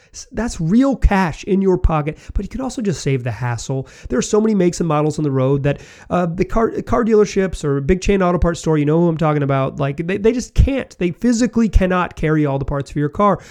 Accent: Chapel Hill, North Carolina, United States; I was born and raised in Chapel Hill, North Carolina

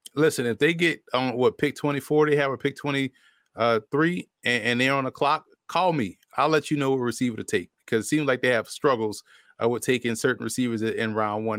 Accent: New Orleans, Louisiana, United States; New Orleans, my hometown

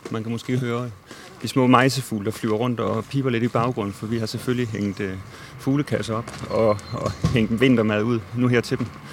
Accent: Odense, Southern Denmark, Denmark; also born or lived in Nørrebro, Copenhagen; now in Copenhagen, Denmark; i min barndom med mine forældre og bedsteforældre i Odense, hvor jeg kommer fra

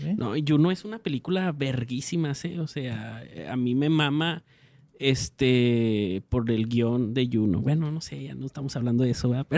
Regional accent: Mexico; yo como adolescente mexicano y moreno

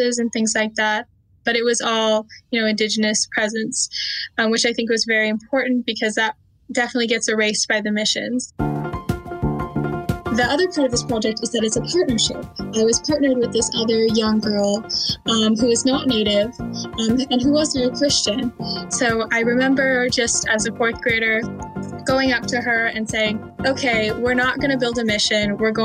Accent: Temecula, California, United States; I'm from Temecula, California

